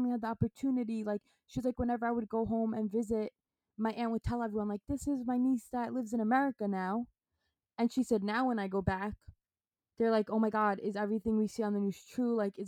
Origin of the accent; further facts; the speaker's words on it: New York City, New York, United States; not knowing I'm from New York City and all this stuff.